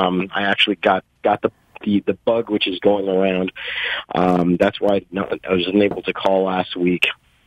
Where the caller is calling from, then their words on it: Brooklyn, New York, United States; from Brooklyn.